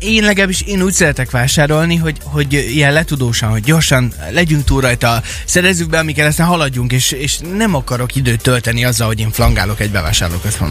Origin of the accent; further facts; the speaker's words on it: Kecskemét, Bács-Kiskun, Hungary; now in Szeged, Hungary; mikor leköltöztem Szegedre, ö, habár egyébként én Kecskeméti vagyok